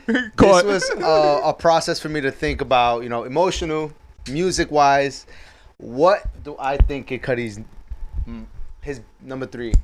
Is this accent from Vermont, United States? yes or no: no; New York City, New York, United States; we're all from New York